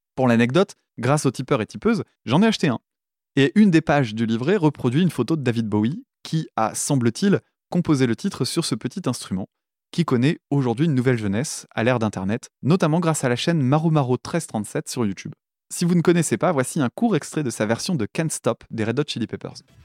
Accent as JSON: {"language": "French", "country": "France", "said": "en tant que français"}